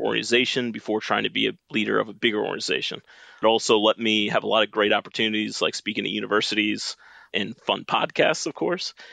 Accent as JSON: {"language": "English", "town": "Richmond", "region": "Virginia", "country": "United States", "said": "I'm from Richmond, Virginia. I grew up a son of a nuclear engineer"}